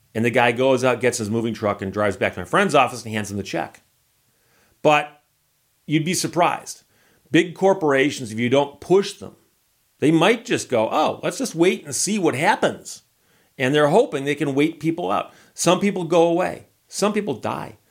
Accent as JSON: {"language": "English", "town": "Detroit", "region": "Michigan", "country": "United States", "said": "I'm from Detroit"}